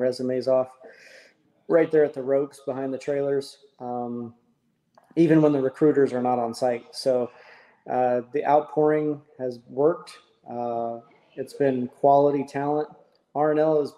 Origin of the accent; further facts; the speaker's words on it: Indiana, United States; moved away; I'm originally from Indiana